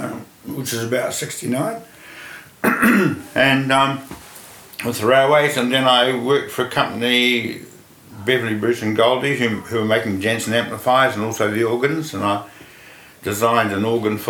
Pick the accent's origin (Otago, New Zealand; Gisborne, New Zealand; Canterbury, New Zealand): Otago, New Zealand; Dunedin; I was born in Dunedin, and I was there through to secondary school.